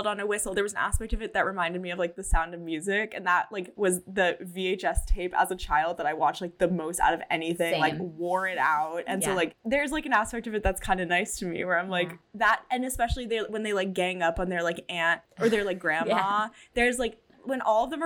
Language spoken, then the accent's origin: English; Long Island, New York, United States; I'm from Long Island